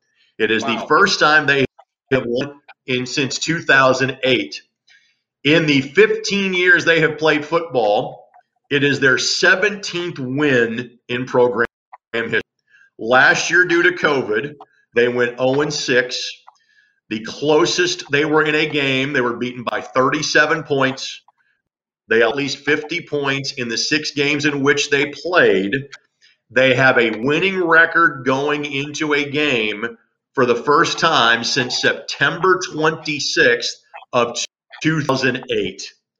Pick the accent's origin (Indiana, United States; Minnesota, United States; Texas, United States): Indiana, United States; Lanesville; when I was growing up in Lanesville.